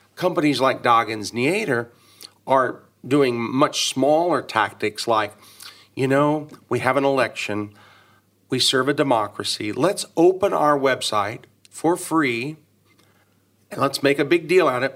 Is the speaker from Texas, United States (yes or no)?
yes; Dallas, Texas, United States; born or raised there